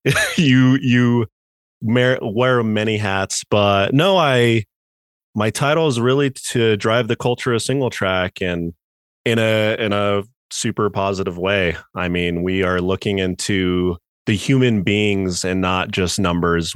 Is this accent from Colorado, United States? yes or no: yes; Grand Junction, Colorado, United States; also born or lived in Denver, Colorado; moved to Junction when I was, like, eight. Been here pretty much the entire time